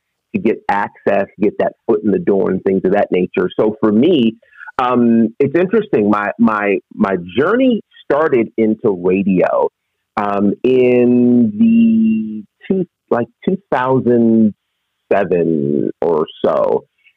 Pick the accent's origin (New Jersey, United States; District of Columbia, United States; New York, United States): New York, United States; Monticello; I grew up in a little town called Monticello, New York, which is 90 miles northwest of New York City.